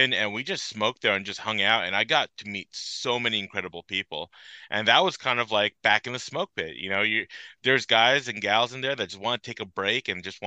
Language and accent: English; Belleville, New Jersey, United States; also born or lived in Hopatcong, New Jersey; I was born and raised in Belleville, about like 45 minutes east of where I live now